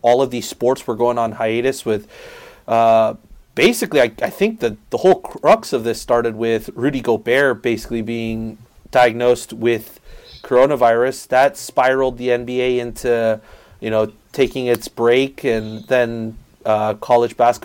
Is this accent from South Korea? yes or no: yes; South Korea; now in United States; I grew up overseas in South Korea. I have family over there in South Korea